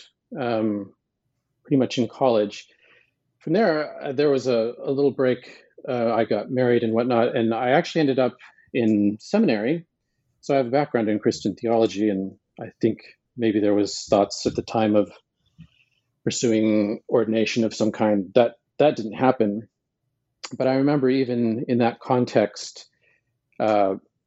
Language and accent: English; Montana, United States; I was born in Montana